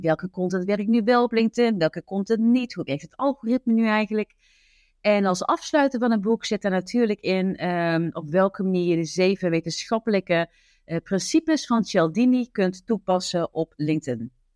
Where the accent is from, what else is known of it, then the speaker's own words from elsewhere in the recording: southern Netherlands, Netherlands; accent: zachte G (soft G, southern Dutch); Ik woon samen met mijn dochter Julia in het zuiden van het land